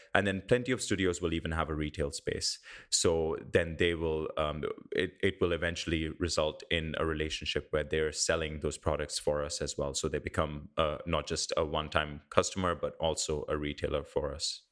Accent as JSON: {"language": "English", "country": "India", "tie": "born or raised there", "moved": "yes", "lives_now": "New Zealand", "said": "I grew up in India"}